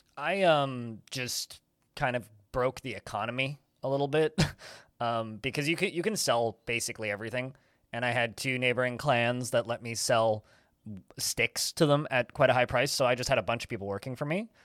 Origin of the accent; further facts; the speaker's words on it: Maple Ridge, British Columbia, Canada; my hometown, oddly enough, of Maple Ridge, Canada.